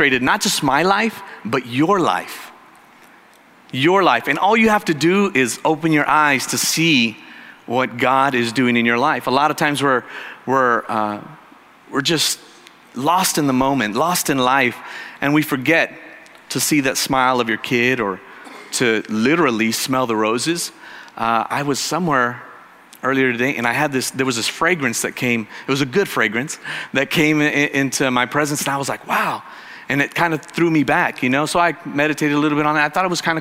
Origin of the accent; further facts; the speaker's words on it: Arizona, United States; moved away as an adult; I was from Arizona